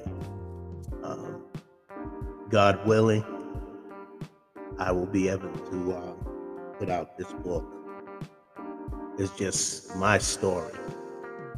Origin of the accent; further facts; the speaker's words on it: Boston, Massachusetts, United States; I was born and raised in Mattapan. That's Mattapan, Mass.